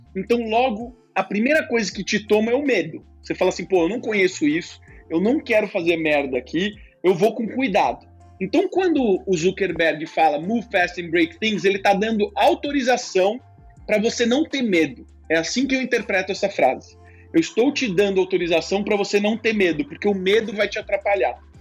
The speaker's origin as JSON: {"language": "Portuguese", "country": "Brazil", "said": "como brasileiro"}